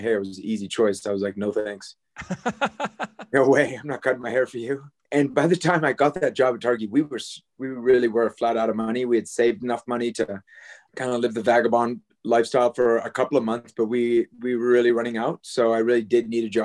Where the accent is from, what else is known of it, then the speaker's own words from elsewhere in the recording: Switzerland; moved away as an adult; now in Jackson Hole, United States; I grew up in Switzerland, in another mountainous place